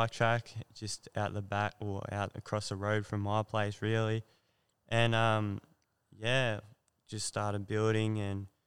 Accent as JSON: {"language": "English", "town": "Mildura", "region": "Victoria", "country": "Australia", "tie": "born or raised there", "said": "I'm from Mildura and I'm 22 now"}